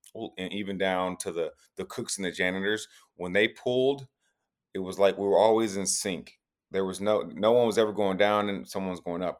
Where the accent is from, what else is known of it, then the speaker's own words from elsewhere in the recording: Tennessee, United States; moved away; I'm from Tennessee